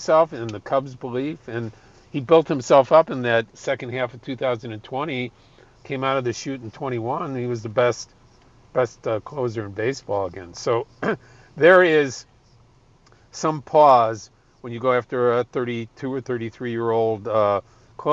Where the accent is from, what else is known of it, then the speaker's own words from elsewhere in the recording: Chicago, Illinois, United States; I'm a Chicagoan. My daughter lives in Chicago. All my friends and family live in Chicago